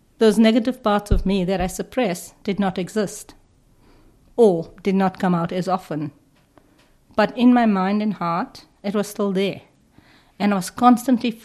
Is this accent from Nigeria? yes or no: no; South Africa; me growing up in apartheid South Africa